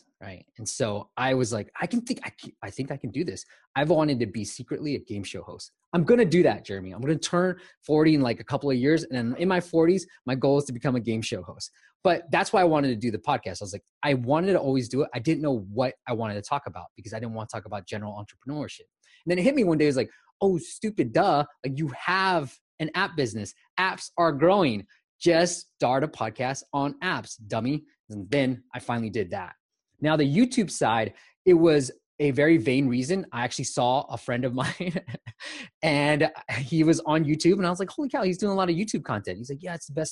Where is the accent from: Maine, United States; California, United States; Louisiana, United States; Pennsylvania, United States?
California, United States; Bay Area; also born or lived in Myanmar; I'm in the Bay Area. So I grew up, but I was born in Burma, Myanmar. Came to the Bay Area when I was 6 years old and been here ever since